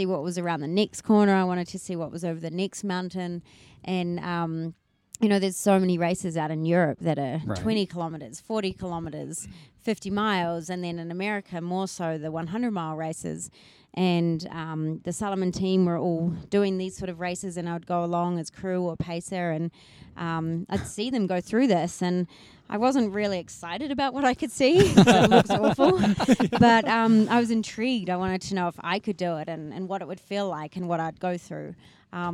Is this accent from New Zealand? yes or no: yes; New Zealand; also born or lived in Papua New Guinea; I'm from New Zealand. I, grew up with a very outdoorsy family.